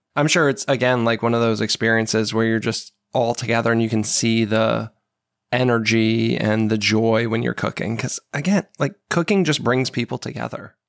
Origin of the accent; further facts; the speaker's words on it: New England, United States; also born or lived in Seattle; now in Maryland, United States; I grew up in New England